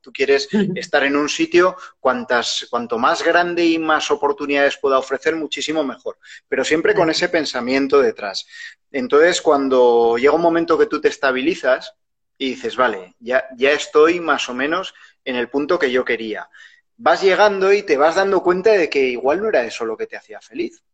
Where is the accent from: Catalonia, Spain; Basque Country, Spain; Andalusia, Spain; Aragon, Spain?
Aragon, Spain; Huesca; Yo soy de Huesca, que es una ciudad muy pequeña